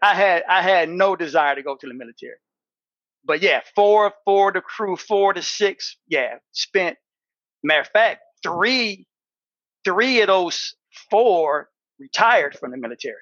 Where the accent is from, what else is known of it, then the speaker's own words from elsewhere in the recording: Battle Creek, Michigan, United States; Battle Creek, Michigan, born and raised